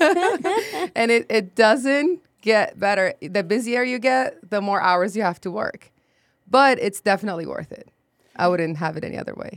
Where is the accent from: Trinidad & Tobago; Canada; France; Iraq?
Iraq; Baghdad, Baghdad Governorate; English is a second language; moved away as an adult; also born or lived in Jordan / Akron, Ohio / Texas; now in San Antonio, United States; I was born and raised in Iraq, Baghdad